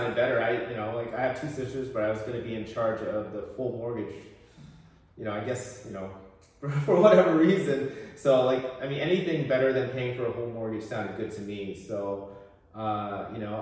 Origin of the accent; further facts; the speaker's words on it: Portland, Oregon, United States; moved away as an adult; also born or lived in Seattle, Washington / Bay Area, California; now in Portland, United States; born and raised in Portland, Oregon. I was in the Alberta Arts area before it was trendy